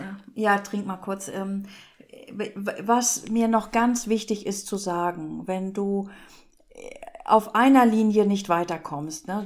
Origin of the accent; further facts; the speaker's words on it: Northern Germany, Germany; bei uns in Norddeutschland heißt das auch nicht Heimat, sondern zu Hause irgendwie